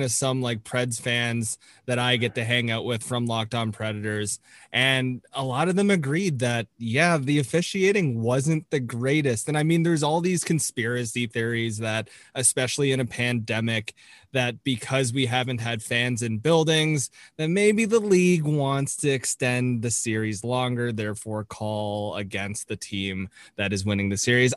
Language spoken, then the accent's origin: English; Toronto, Ontario, Canada; I am from Toronto, so I got to watch Jake mm-hmm. play for a lot of his career